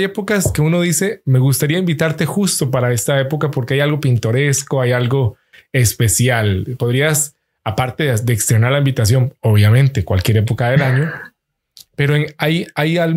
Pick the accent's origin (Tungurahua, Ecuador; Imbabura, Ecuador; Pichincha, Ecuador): Imbabura, Ecuador; Los escuché un ratito, recordé mi tierra. Para los que son oriundos, decimos la palabra de ahí